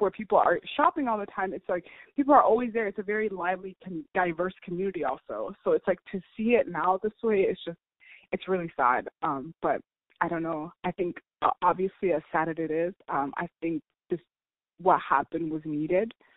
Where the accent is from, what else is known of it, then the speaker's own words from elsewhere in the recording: United States; I was born and raised here in America